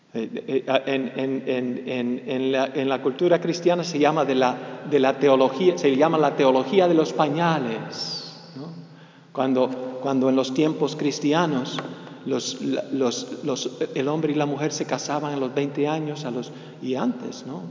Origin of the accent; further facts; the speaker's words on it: United States; ya soy medio gringo. Bueno, completamente gringo, nací, nací aquí, de papás, de cepa cubano, cepa cubana, pichón de, de, cubano